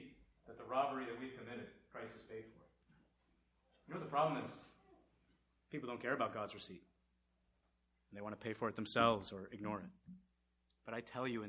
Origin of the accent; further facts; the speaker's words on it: India; moved away; I'm from India